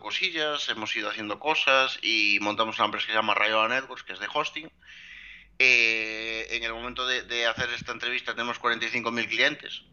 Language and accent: Spanish; Lugo, Galicia, Spain; yo soy un chico de Lugo